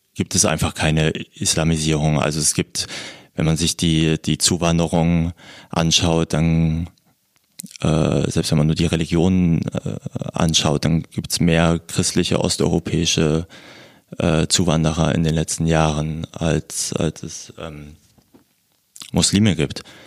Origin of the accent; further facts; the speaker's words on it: Thuringia, Germany; now in Berlin, Germany; ich bin in Thüringen aufgewachsen